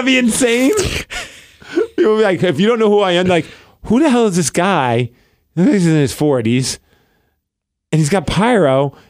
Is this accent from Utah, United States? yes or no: no; Tucson, Arizona, United States; Where are you from? I'm from Tuscan, Arizona.